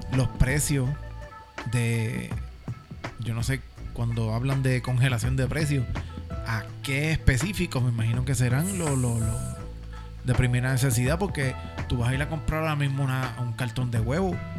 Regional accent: Puerto Rico; nosotros como puertorriqueños

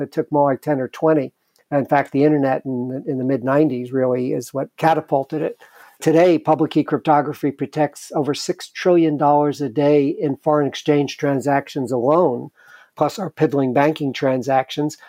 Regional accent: New York City, New York, United States; I grew up in the Bronx

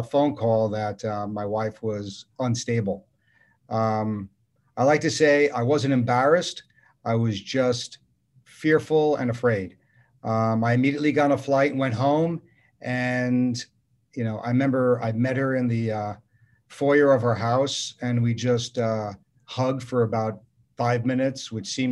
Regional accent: New York City, New York, United States; now in Orange County, United States; I'm from New York City

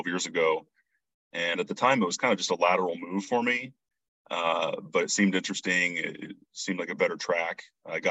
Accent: near Lima, Northwest Ohio, United States; I grew up in Northwest Ohio, family farm, not terribly far from the Indiana line, near Lima.

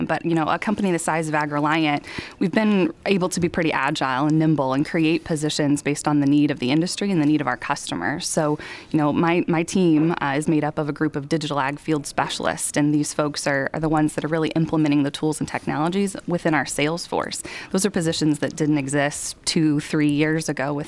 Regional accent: Danville, Indiana, United States; I grew up in Danville, Indiana, so just west of Indianapolis.

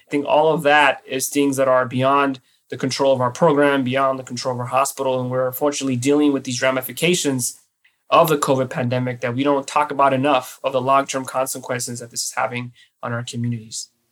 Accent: Los Angeles, California, United States; now in New York, United States; I was born and raised in East Los Angeles in the uh, 80s and 90s

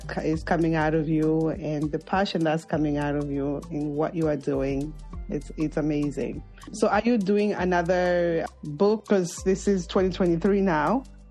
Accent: Zambia; moved away as an adult; Zambia, my home country

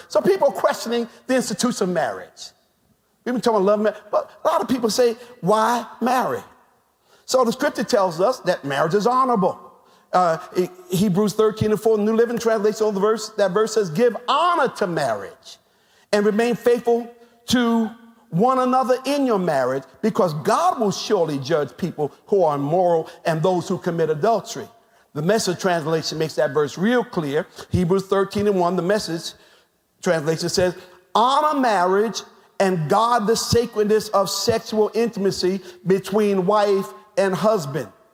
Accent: United States; us as African American people

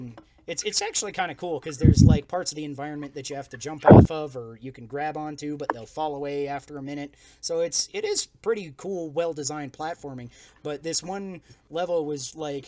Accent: Colorado, United States; we're from Colorado

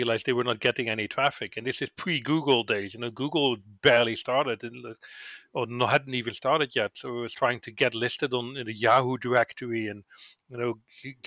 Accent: Netherlands; I'm from the Netherlands

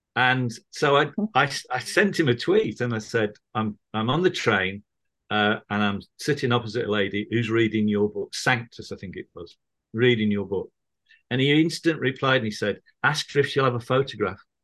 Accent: Manchester, North West England, United Kingdom; now in Birmingham, United Kingdom; I grew up in Manchester

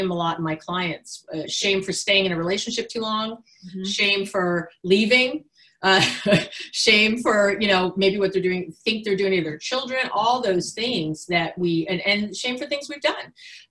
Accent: New York City, New York, United States; now in Berkeley, United States; I'm from New York City

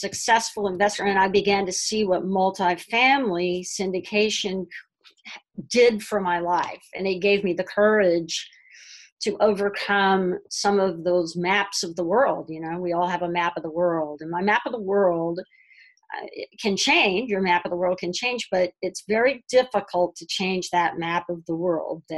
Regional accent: Texas, United States; moved away as an adult; also born or lived in New York City / Manhattan; now in Brooklyn, United States; I grew up in Texas

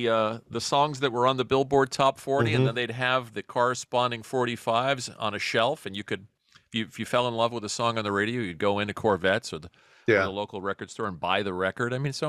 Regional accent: New York City, New York, United States; also born or lived in Brooklyn, New York; I was born in Brooklyn, but raised in Queens.

